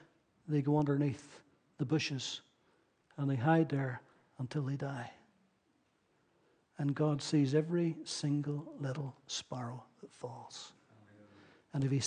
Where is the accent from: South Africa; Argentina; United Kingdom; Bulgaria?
United Kingdom; Ballyclare, Northern Ireland; I grew up in Ballyclare, where I came from